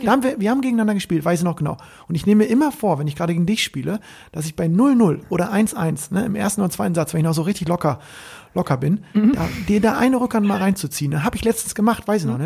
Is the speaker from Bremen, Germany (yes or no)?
yes; Bremen, Germany; als Bremer